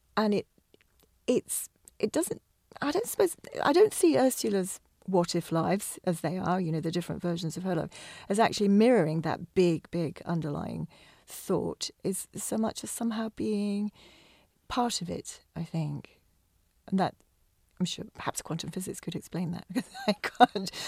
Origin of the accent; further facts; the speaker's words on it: England, United Kingdom; now in Scotland, United Kingdom; being English